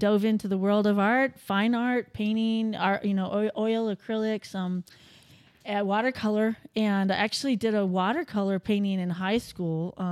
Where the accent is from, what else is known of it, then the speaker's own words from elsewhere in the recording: Reno, Nevada, United States; born and raised here. Went to the University of Nevada, Reno